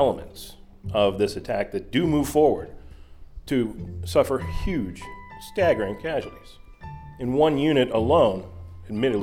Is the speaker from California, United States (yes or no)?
no; Richmond, Virginia, United States; This is my hometown